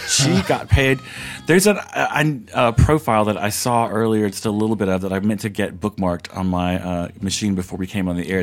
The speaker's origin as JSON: {"language": "English", "region": "the South", "country": "United States", "tie": "born or raised there", "said": "I grew up in the South"}